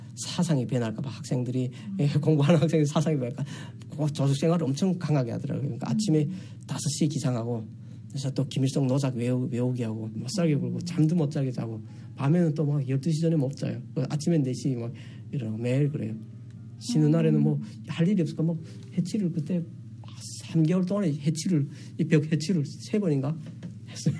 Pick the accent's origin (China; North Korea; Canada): North Korea; moved away as an adult; also born or lived in South Korea; now in Texas, United States; 북한에서 왔다는 걸